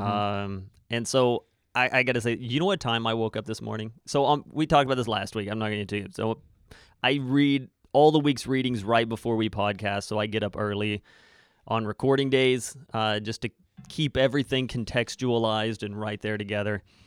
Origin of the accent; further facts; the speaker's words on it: Arkansas, United States; moved away; I grew up in the States